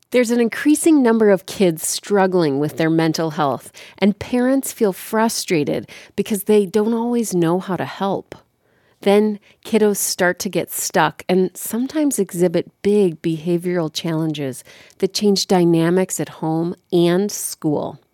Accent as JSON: {"language": "English", "town": "Chicago", "region": "Illinois", "country": "United States", "tie": "born or raised there", "said": "I was born and raised in Chicago"}